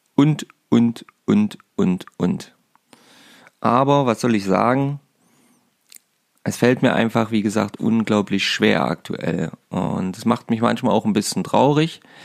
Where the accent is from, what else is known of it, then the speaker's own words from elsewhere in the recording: Saxony-Anhalt, Germany; bei uns in Sachsen-Anhalt